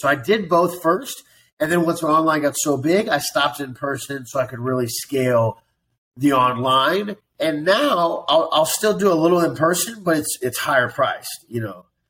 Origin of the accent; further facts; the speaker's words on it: Columbia, Missouri, United States; moved away as an adult; also born or lived in Las Vegas / Venice Beach / Kansas City / Chicago; now in Miami Beach, United States; So I was born and raised in Columbia, Missouri, and and I lived in Columbia. I lived in Missouri for like 23 years.